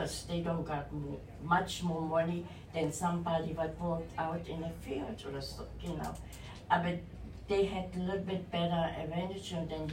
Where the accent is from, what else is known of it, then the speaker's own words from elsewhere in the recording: East Germany, Germany; English is a second language; moved away; I was raised in East Germany, but this was controlled by Russians